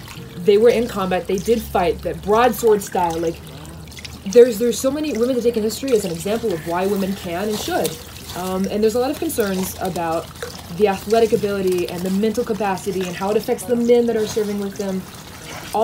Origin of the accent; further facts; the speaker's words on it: Missouri, United States; moved away as an adult; now in Jerusalem, Israel; I'm from Missouri. I'm an Olei Hadasha, a new citizen to Israel from Missouri, from the States. I moved to Israel about 4 years ago